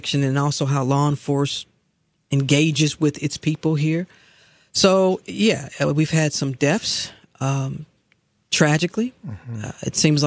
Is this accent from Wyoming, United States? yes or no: no; St. Louis, Missouri, United States; moved away as an adult; now in Atlanta, United States; my hometown of St. Louis